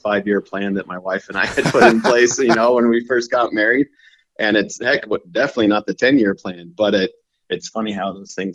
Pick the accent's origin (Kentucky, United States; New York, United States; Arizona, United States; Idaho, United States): Idaho, United States; South Central; moved away as an adult; also born or lived in Louisiana; now in Kingsville, Texas, United States; growing up in South Central Idaho, you know, I was lucky enough to be exposed and mentored in the outdoors